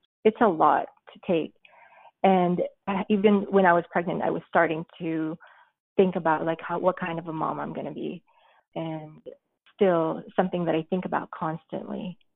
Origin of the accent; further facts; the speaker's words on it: United States; being Filipino American, or I guess being Filipino American woman, it's like I'm always like questioning these things.